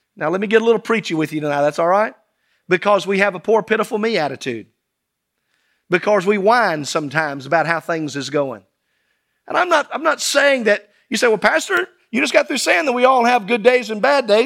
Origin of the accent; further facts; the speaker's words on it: South Mississippi, United States; as a child growing up in Sunday school. in South Mississippi